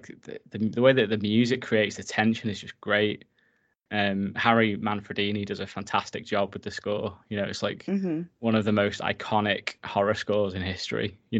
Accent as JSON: {"language": "English", "region": "North West England", "country": "United Kingdom", "tie": "born or raised there", "said": "because I grew up like in the Lake District, like in a sort of similar setting, like hanging out by the lake, messing about"}